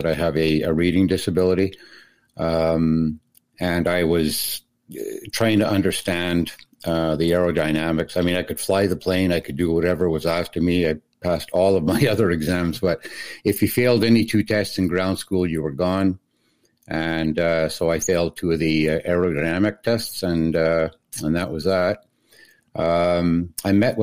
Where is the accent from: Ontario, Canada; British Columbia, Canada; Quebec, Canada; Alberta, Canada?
Quebec, Canada; Montreal; moved away as an adult; also born or lived in Portage la Prairie, Manitoba / Ottawa; I'm from Montreal originally, but after I left for the Air Force